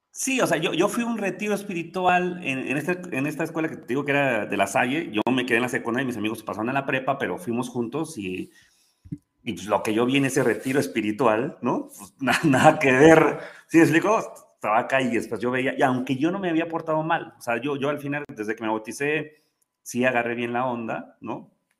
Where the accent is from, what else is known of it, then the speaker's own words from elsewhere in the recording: Pachuca, Hidalgo, Mexico; also born or lived in Mexico City; Yo nací en la Ciudad de México. Mi mamá es de Pachuca, mi papá es de Jalisco, de este, Jalostotitlán, de los Altos de Jalisco. Pero yo vivía en la Ciudad de México, nací en la Ciudad de México, ahí este, en viaducto. Y pues, yo estaba bien, pero a los tres años eh, fallece mi abuela materna y se tiene un accidente mi abuelo materno y nos venimos a Pachuca